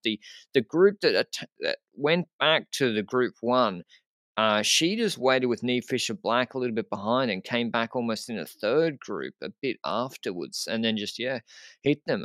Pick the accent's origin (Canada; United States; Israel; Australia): Australia; as an Australian